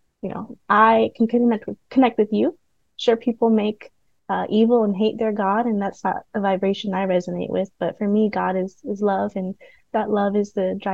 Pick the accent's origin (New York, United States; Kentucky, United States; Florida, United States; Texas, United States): Florida, United States; also born or lived in Puerto Rico (mother's family) / Vietnam (father's family); now in Black Mountain, United States; I'm from Florida